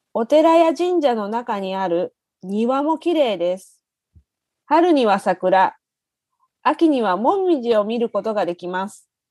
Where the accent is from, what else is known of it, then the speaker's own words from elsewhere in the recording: Shiga, Japan; moved away as an adult; now in Kyoto, Japan; 私は京都出身ではなく、京都の隣にある滋賀県で生まれて18 歳まで住んでいました